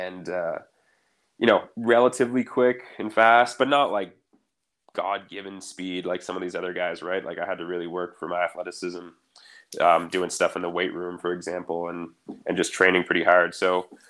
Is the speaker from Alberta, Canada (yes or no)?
no; Ottawa Valley, Ontario, Canada; I decided to goalie for both the Goldberg Rams and the Ottawa Valley Titans growing up.